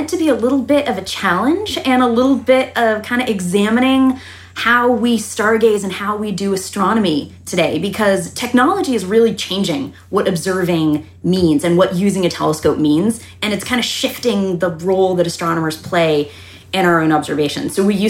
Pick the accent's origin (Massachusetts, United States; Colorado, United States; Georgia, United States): Massachusetts, United States; Taunton; Taunton, Massachusetts, so about an hour south of Boston.